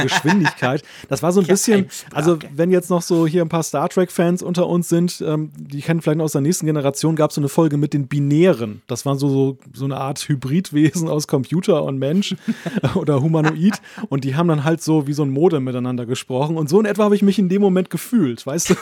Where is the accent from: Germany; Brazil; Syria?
Germany; Deutsche unter lauter Schweizern bin